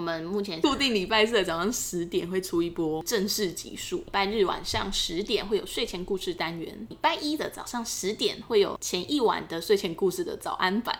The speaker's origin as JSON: {"language": "Chinese", "country": "Taiwan", "said": "我们台湾人"}